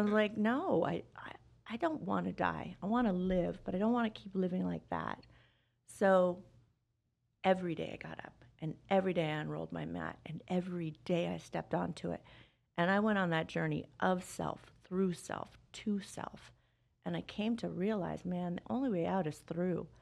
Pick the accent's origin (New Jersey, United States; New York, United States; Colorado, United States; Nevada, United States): Nevada, United States; Las Vegas; I grew up here in Vegas